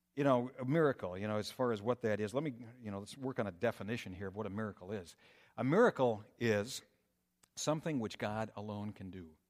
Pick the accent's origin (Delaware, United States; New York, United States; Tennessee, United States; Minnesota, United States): Minnesota, United States; moved away as an adult; also born or lived in Colorado; now in Michigan, United States; growing up in Minnesota